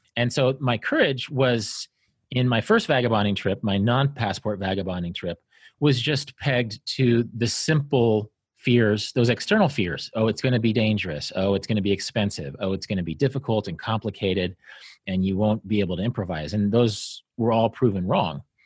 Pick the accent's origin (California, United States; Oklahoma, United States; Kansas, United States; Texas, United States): Kansas, United States; I grew up in Kansas, didn't see the ocean until I was fifteen